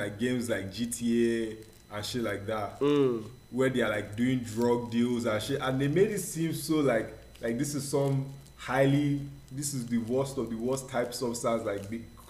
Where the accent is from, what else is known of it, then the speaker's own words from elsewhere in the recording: Delta, Nigeria; moved away; I grew up in Delta. These are like south areas.